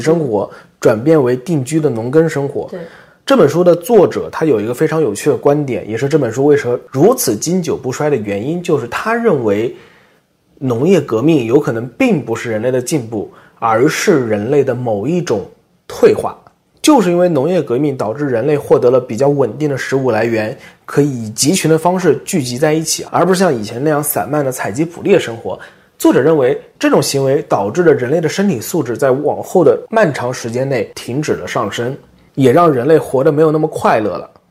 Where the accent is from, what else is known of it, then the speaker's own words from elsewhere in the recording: China; moved away as an adult; also born or lived in United States / Japan; 我自从十八九岁，我离开中国之前